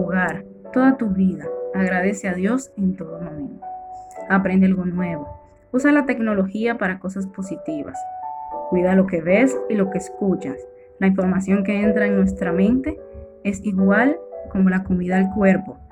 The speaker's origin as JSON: {"language": "Spanish", "region": "La Vega", "country": "Dominican Republic", "said": "soy de La Vega"}